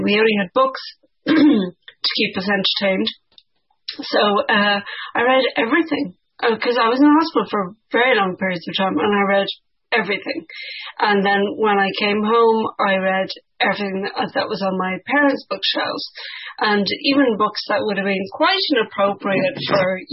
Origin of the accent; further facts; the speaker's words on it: Ireland; growing up in Ireland in the 1980s